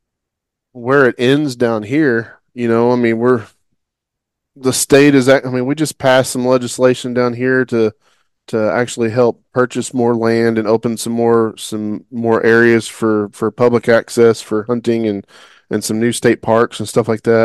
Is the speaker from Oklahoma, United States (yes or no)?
yes; Oklahoma, United States; growing up in Oklahoma